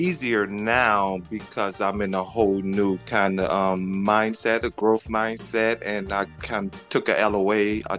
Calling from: Chicago, Illinois, United States; I'm in Chicago.

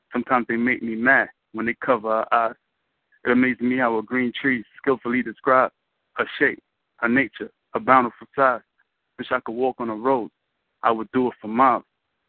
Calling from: New York, United States; I'm calling from Brooklyn.

